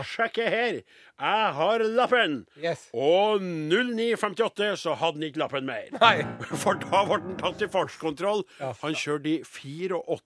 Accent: Trøndelag, Norway; Jeg var nordtrønder, og nå er jeg trønder.

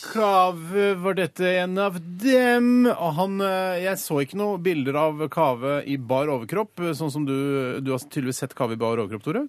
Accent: Norway; jeg er jo norsk

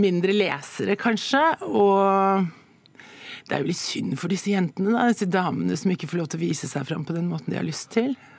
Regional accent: Jessheim, Akershus, Norway; Jeg kommer jo fra Jessheim og, og, og, er oppvokst

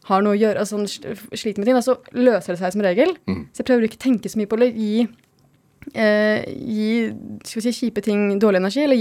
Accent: Vestfold og Telemark, Norway; now in Oslo, Norway; jeg er fra Telemark, så jeg har oppdaga Telemark siste hvor fint og frodig og flott det kan være

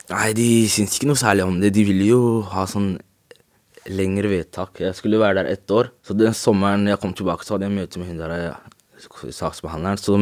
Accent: Norway; jeg er ikke fra Marokko, jeg er fra Norge.

